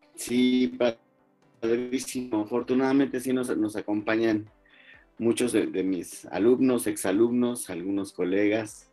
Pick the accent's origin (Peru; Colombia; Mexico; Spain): Mexico; como mexicanos